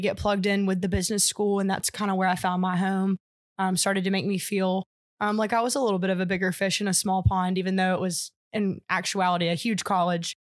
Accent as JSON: {"language": "English", "town": "Anniston", "region": "Alabama", "country": "United States", "tie": "born or raised there", "said": "I'm originally from Anniston, Alabama, where I grew up"}